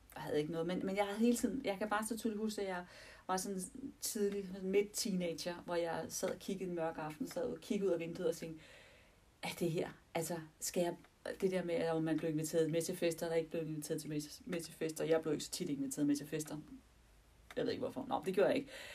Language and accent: Danish; Denmark; vi er danskere, og vi anser os for at være et kristent land